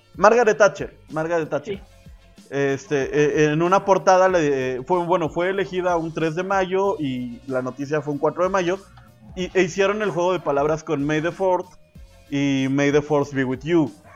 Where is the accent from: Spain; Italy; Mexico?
Mexico; Esa actividad tan bonita que uno hace como mexicano